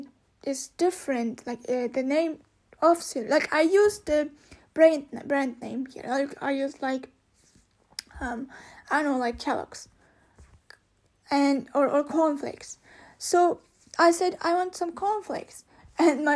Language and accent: English; Austria; I was born in Austria and not in Turkey